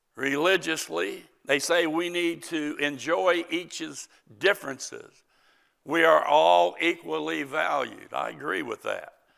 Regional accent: United States; As an American, tolerance, but as a Christian

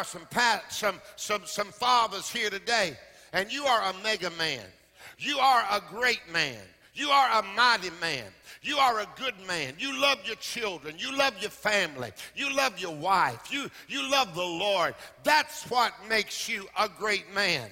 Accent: Florida, United States; I grew up in Florida

